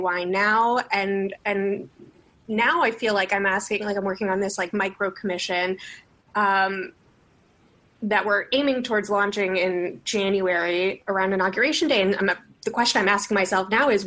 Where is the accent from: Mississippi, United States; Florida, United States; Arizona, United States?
Florida, United States; Miami; Miami as my home because I was born and raised there.